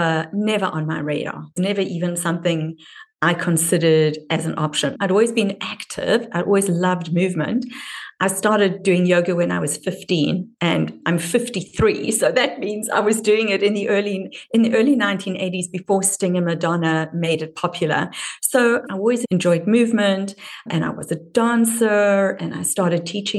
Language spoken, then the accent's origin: English; Durban, KwaZulu-Natal, South Africa; accent: South African (Durban); moved away; the nuance of my accent places me as from Durban, which is more of an English accent than a Dutch accent.